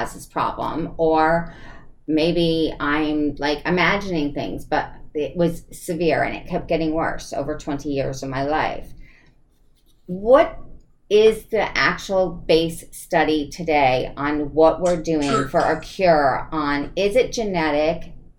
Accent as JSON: {"language": "English", "region": "East Coast", "country": "United States", "tie": "born or raised there", "said": "I grew up on the East Coast. My bloodline is all from the East and the North."}